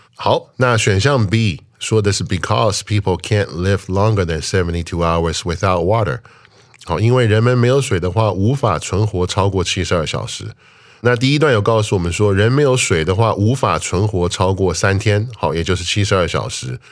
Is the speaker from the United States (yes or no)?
yes; United States; moved away; 我小时候在那边长大